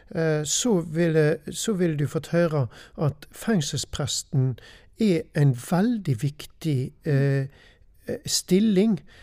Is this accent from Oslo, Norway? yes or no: no; Austrheim, Vestland, Norway; jeg er en gutt ifra Austrheim. Mm. Har vokst opp på gård der ute.